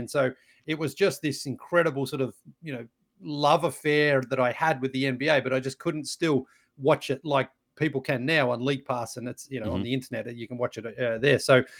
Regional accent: Australia; growing up in Australia, I was a big basketball fan and I played basketball.

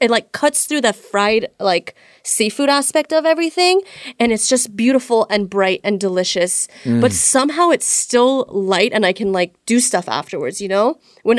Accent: Beverly Hills, California, United States; I grew up in Beverly Hills / Century City

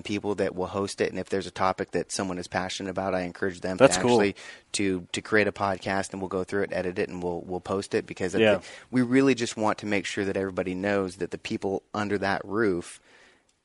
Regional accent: Montana, United States; moved away; I grew up in Montana

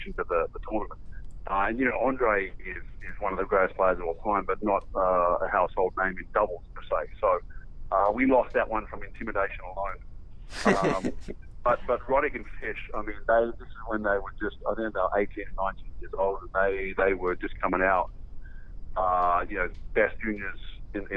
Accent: Australia; now in Las Vegas, United States; we grew up learning doubles in Australia

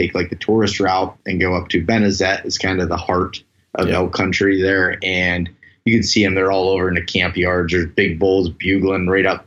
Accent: Elk County, Pennsylvania, United States; I'm from Elk County, Pennsylvania, the heart of the Allegheny National Forest, the only national forest in Pennsylvania, where most people have no idea where that's at besides the fact that that's where the elk are.

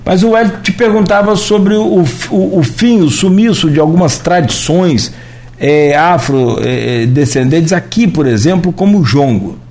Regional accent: Italva, Rio de Janeiro, Brazil; não tinha jongo em Italva na minha infância, eu sou de Italva

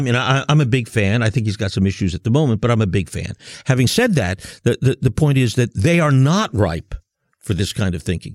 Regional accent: United States; also born or lived in Germany; I'm from the United States

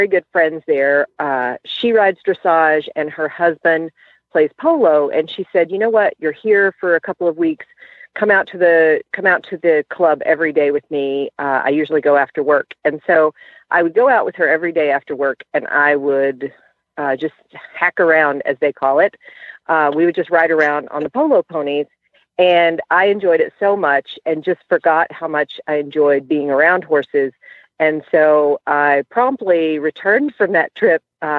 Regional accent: Texas, United States; now in San Francisco, United States; I am from Texas

